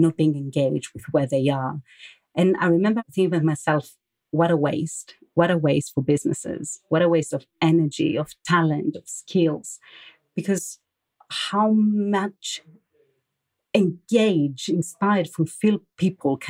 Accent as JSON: {"language": "English", "country": "Greece", "tie": "born or raised there", "also_born_or_lived": "London / France / Athens", "moved": "as an adult", "lives_now": "Germany", "said": "I grew up in Greece. I then moved to London with some time also being spent in France. And now I'm in Germany"}